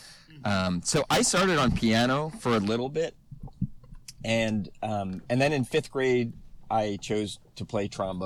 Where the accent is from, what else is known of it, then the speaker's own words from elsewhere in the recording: New Jersey, United States; I grew up in New Jersey